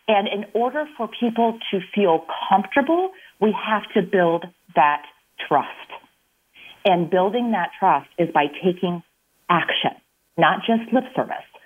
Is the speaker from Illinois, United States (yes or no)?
yes; Illinois, United States; I am from Illinois, like I said, and so I definitely wanted to move back.